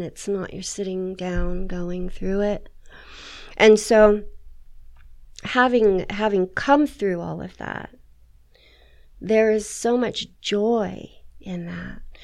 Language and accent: English; San Jose, California, United States; moved away; I grew up in San Jose